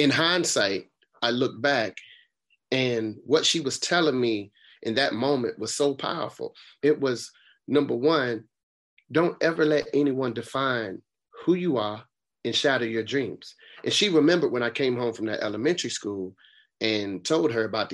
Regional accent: Raleigh, North Carolina, United States; also born or lived in Boston, Massachusetts; I moved from Boston to Raleigh

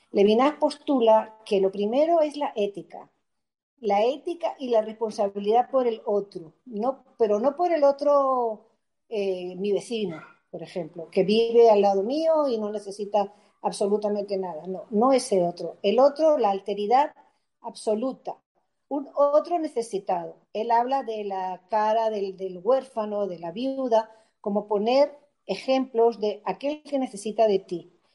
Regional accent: Spain; accent: Spanish; los chamos se iban a morir porque entre mi acento español, ¿entiendes?

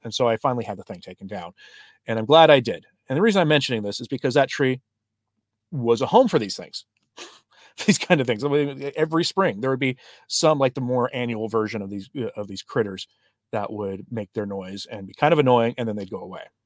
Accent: Oklahoma, United States; Oklahoma, my home state

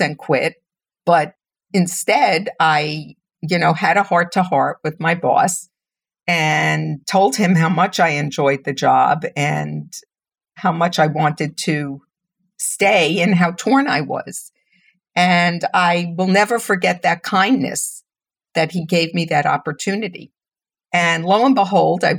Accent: New York City, New York, United States; also born or lived in Manhattan; I was born in Brooklyn. Very proud of that. I still consider myself a Brooklynite, even though I live in Manhattan now.

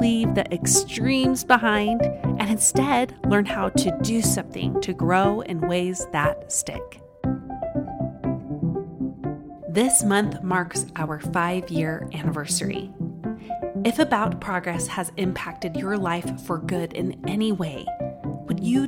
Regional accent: Utah, United States; accent: Utah; my Utah accent

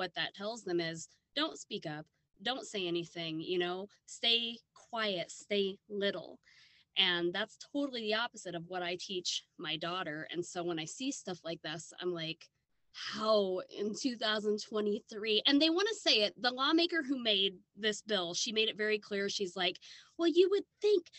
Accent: Midwest, United States; growing up in the Midwest

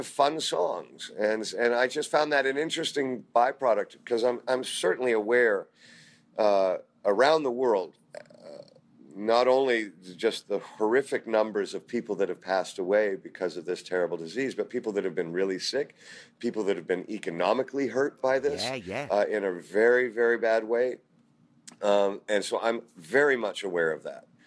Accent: Canada; also born or lived in United Kingdom; now in United States; as a kid growing up in Canada

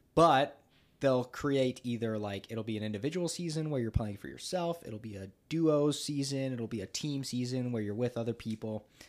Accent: United States; I am from America

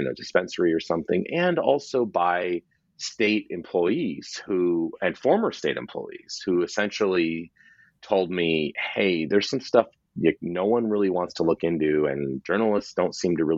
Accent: West Coast, United States; I'm from the West Coast

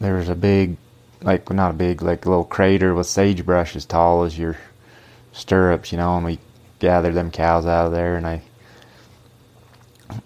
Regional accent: Alton, United States; we grew up here in Alton, and it was just a, like I say, a family ranch

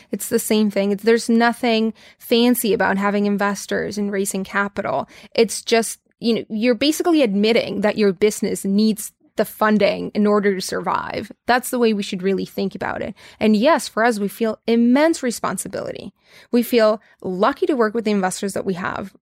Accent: Tijuana, Baja California, Mexico; I grew up in Tijuana, Mexico, so I'm hundred percent Mexican, grew up in the border.

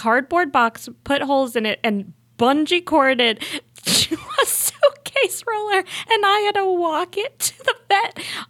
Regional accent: Buffalo, New York, United States; I grew up in Buffalo, New York.

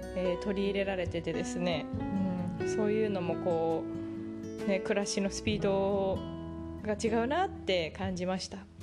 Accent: Japan; moved away as an adult; also born or lived in Canada; now in Mexico; ほとんど必ず日本出身の私

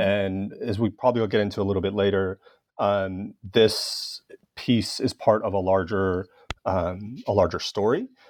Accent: Los Angeles, California, United States; my hometown of Los Angeles

